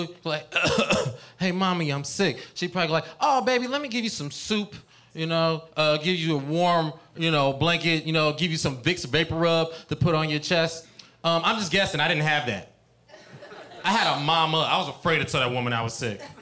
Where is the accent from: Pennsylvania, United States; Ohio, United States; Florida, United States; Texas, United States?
Ohio, United States; Cincinnati; now in California, United States; I'm from Cincinnati